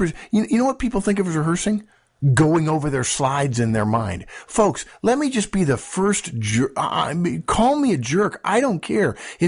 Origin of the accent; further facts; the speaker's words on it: Los Angeles, California, United States; When I was in high school, I grew up in Los Angeles.